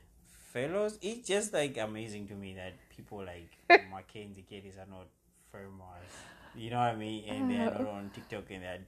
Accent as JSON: {"language": "English", "town": "Smyrna", "country": "United States", "said": "And I'm a kid from Smyrna"}